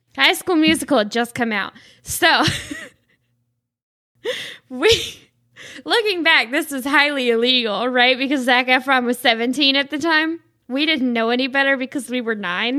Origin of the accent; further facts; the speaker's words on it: the South, United States; I'm from the South